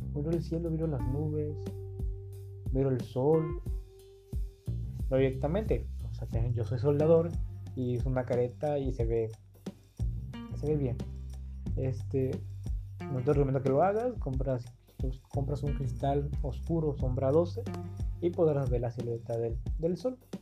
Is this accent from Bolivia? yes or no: no; Acapulco, Guerrero, Mexico; now in Tijuana, Mexico; soy de Acapulco, Guerrero, pero actualmente vivo en Tijuana.